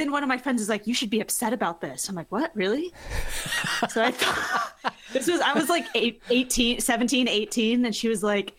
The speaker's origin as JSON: {"language": "English", "country": "Philippines", "said": "the girl was Chinese and like I'm Filipino."}